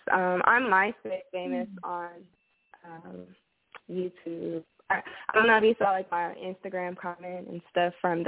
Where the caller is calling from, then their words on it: Los Angeles, California, United States; I'm calling from California.